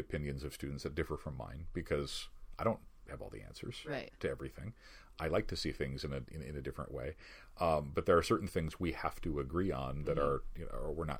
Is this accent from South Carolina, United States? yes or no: no; Chicago, Illinois, United States; also born or lived in Grand Rapids, Michigan; now in West Michigan, United States; I'm not from here originally. I grew up in Chicago